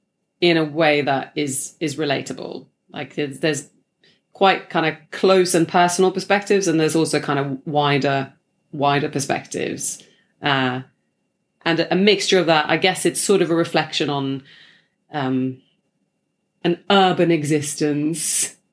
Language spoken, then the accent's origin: English; Sweden; English is a second language; now in London, United Kingdom; Actually, I used to have an American accent because I was just like watching a lot of Friends, you know, growing up in Sweden. And then when I moved here, I just switched like on the day